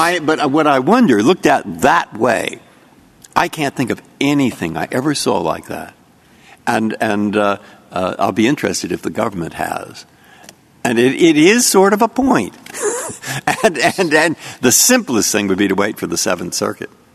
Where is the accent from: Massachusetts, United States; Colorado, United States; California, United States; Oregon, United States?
California, United States; San Francisco; I'm from San Francisco